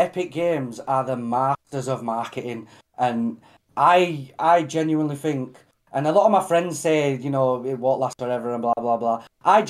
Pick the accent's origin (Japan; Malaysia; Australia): Australia; but I'm an Aussie guy, do you know what I mean? Like, I absolutely love Aussie